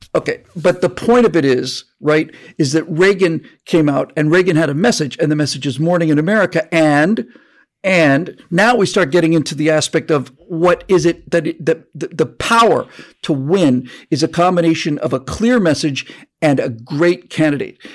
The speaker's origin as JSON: {"language": "English", "region": "Florida", "country": "United States", "tie": "born or raised there", "moved": "yes", "lives_now": "California, United States", "said": "I grew up in Florida"}